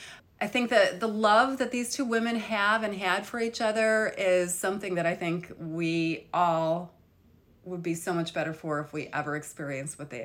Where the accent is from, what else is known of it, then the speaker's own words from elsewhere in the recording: near Buffalo, New York, United States; near my hometown, near Buffalo, New York